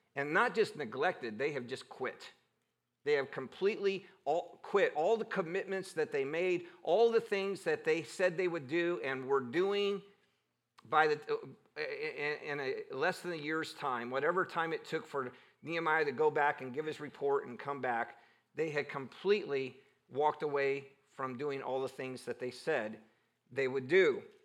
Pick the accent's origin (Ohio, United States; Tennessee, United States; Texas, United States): Ohio, United States; Cleveland; growing up in Cleveland